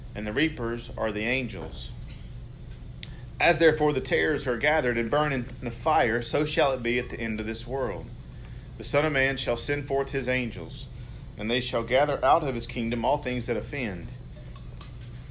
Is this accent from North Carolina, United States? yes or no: yes; North Carolina, United States; accent: redneck; I'm from North Carolina, a redneck from North Carolina. Grew up in a Christian home